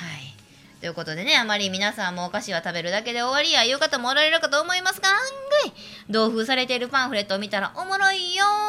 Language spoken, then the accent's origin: Japanese; hometown of Shiomi manju, Hyogo, Japan; 私の地元のし塩見まんじゅう